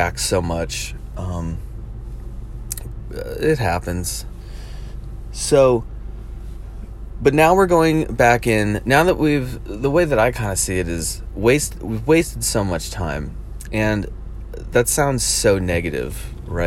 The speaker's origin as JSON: {"language": "English", "region": "New Jersey", "country": "United States", "tie": "born or raised there", "said": "growing up in New Jersey"}